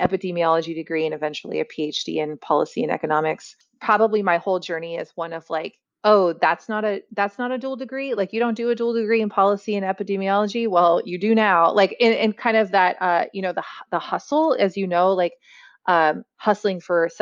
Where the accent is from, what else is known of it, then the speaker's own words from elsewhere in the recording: Central Valley of California, United States; also born or lived in Orange County, California / Berkeley, California; I'm from the Central Valley of California